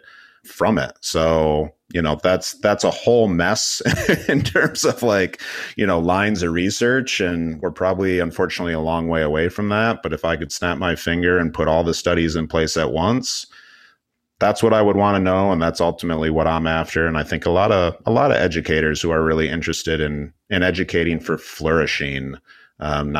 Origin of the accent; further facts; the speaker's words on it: Michigan, United States; moved away; also born or lived in Los Angeles; I was living and working in Los Angeles, but I'm originally from Michigan